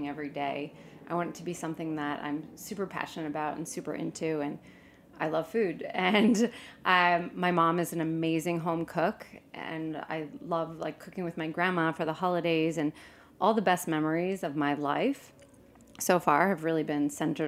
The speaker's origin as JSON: {"language": "English", "region": "New Jersey", "country": "United States", "tie": "born or raised there", "also_born_or_lived": "New England / Florence", "moved": "as an adult", "lives_now": "New York, United States", "said": "I grew up in New Jersey, okay. So about an hour outside the city. My parents are still in the house I grew up in, and I'm from a big, large Italian-Irish family"}